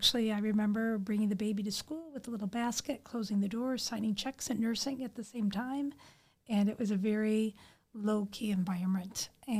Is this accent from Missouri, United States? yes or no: no; Chicago, Illinois, United States; moved away as an adult; now in Bogota, Colombia; I grew up in the Chicago area